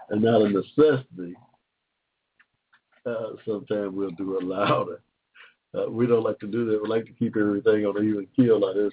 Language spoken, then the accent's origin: English; Georgia, United States; born there; I was born in 1945 in Georgia, state of Georgia here